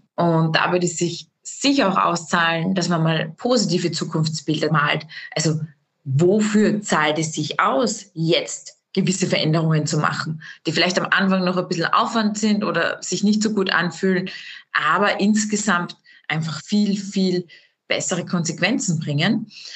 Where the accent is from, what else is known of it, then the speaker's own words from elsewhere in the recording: Austria; bei uns in Österreich